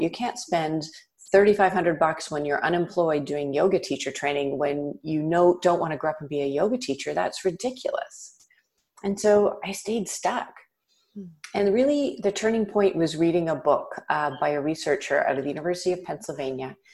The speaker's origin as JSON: {"language": "English", "town": "Toronto", "region": "Ontario", "country": "Canada", "tie": "born or raised there", "said": "I grew up in Toronto, in Canada"}